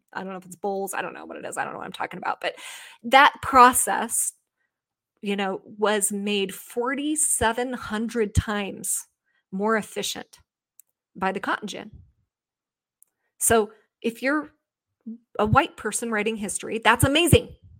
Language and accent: English; United States; the thorough history lesson I never received as an American person in my school